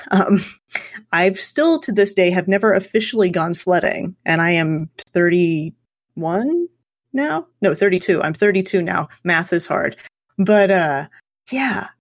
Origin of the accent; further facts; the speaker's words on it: Southwest Kansas, United States; I grew up in Southwest Kansas, which is about as flat as you can possibly get